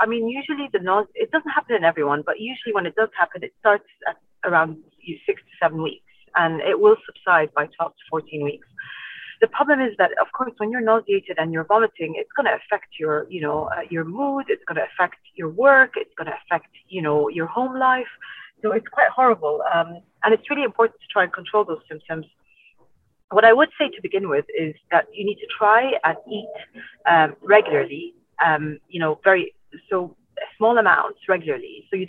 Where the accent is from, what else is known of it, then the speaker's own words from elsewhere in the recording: Iraq; also born or lived in United Kingdom / Ireland; now in Dubai, United Arab Emirates; So I'm originally from Iraq. I grew up here for a while. I went to school here, secondary school here in Dubai, if you didn't know that. And then I moved to the UK and Ireland for a really long time.